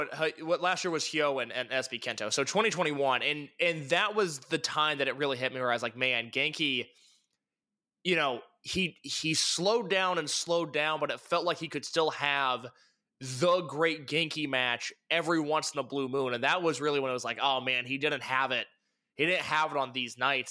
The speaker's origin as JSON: {"language": "English", "region": "Midwest", "country": "United States", "said": "I'm from the Midwest"}